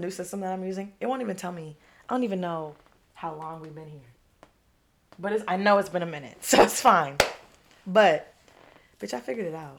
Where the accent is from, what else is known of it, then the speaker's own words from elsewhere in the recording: New York, United States; we're from New York